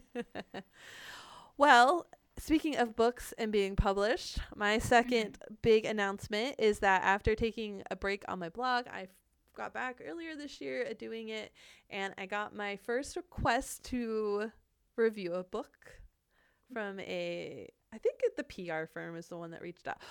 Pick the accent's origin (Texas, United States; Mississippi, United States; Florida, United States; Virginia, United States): Florida, United States; moved away as an adult; now in Seattle, United States; we're from Florida